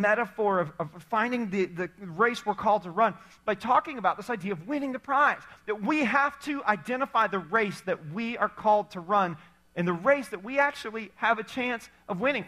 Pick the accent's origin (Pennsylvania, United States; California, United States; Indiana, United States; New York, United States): Indiana, United States; We were athletic as you could be in growing up in Indiana, like hoop on the side of our barn type of athletic